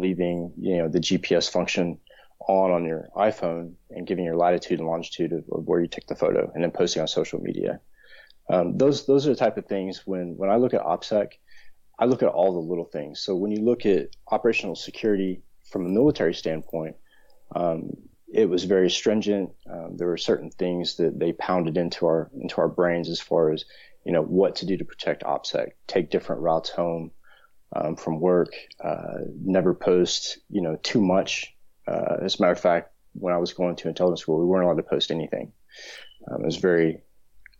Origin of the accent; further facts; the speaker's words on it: United States; now in London, United Kingdom; I'm originally from the States